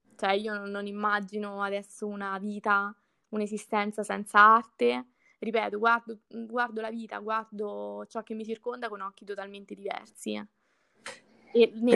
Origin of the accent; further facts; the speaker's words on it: Tuscia, Lazio, Italy; il mio paese